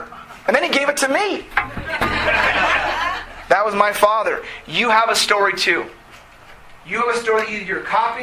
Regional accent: United States; we grew up in America

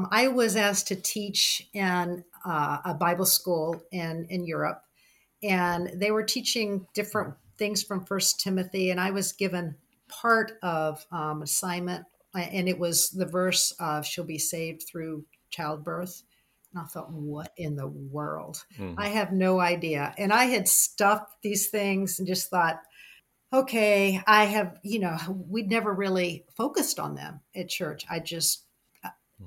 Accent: the South, United States; growing up in the South

